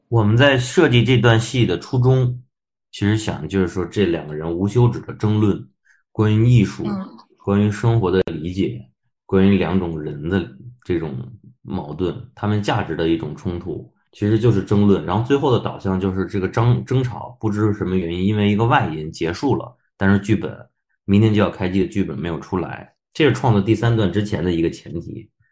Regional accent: Beijing, China; 我是北京人

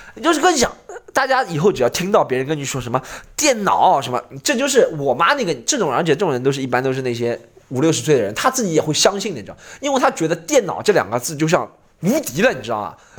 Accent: Shanghai, China; 因为有我一个上海人

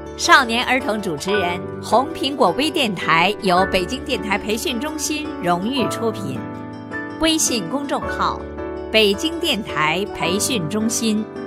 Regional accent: Fuzhou, Fujian, China; 我是来自福建福州金山小学

